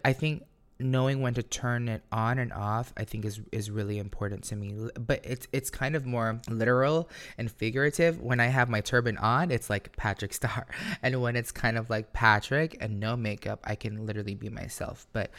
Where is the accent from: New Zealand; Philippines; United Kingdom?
Philippines; because I grew up insecure. Like, how can I be this credible source or this person? Because, you know, being Filipino, like, you need a diploma, you need a degree, you need a good job